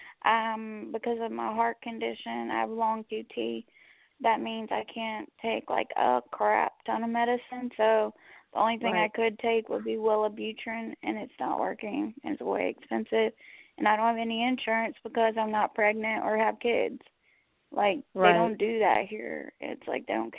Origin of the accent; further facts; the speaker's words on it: North Carolina, United States; now in Blackshear, United States; I am from North Carolina. It's where my family's from